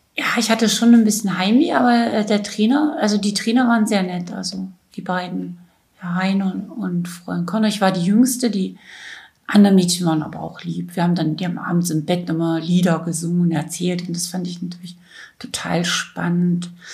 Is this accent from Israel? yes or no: no; Weißenfels, Saxony-Anhalt, Germany; 1962 in Weißenfels in Sachsen-Anhalt geboren